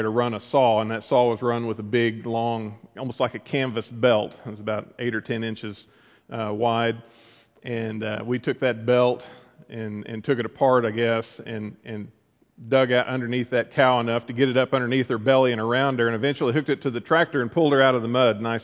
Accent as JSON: {"language": "English", "town": "Amber", "region": "Oklahoma", "country": "United States", "tie": "born or raised there", "moved": "yes", "said": "I grew up in Amber, as many of you know, a little town in central Oklahoma"}